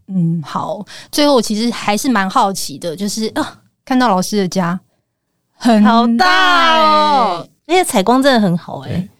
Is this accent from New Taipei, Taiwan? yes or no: yes; Zhonghe, New Taipei, Taiwan; moved away as an adult; now in Zhubei, Taiwan; 中和。嗯。我的老家